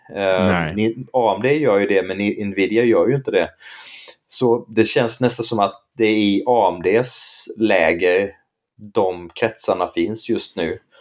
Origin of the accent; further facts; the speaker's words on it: Blekinge, Sweden; där jag växte upp, där, där var normen Nintendo